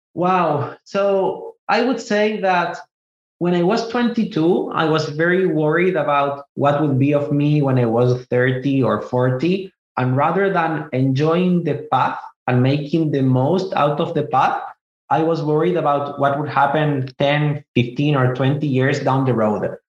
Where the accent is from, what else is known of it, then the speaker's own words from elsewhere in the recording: Chile; moved away as an adult; also born or lived in Israel; now in United States; I was born in Israel. I moved to South America, to Chile specifically, when I was five years old. I grew up in Chile most of my life, and I moved to the US when I was 28